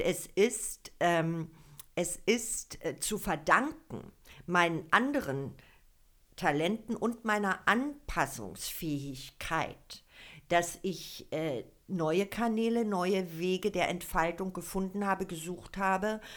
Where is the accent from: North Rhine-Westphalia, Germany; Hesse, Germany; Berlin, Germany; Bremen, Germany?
Berlin, Germany; now in Falkensee, Germany; Also ich bin ja Ur-Berlinerin. Hier geboren, in Zehlendorf, in Charlottenburg aufgewachsen